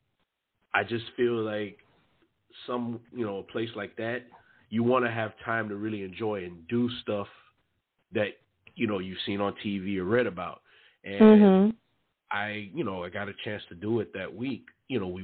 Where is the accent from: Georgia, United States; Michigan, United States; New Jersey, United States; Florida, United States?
Florida, United States; Miami; I'm from Miami